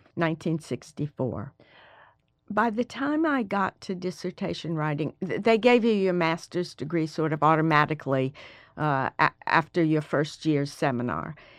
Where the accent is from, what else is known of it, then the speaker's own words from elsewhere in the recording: Alabama, United States; moved away as an adult; I was the first person from Alabama since nineteen eighteen to go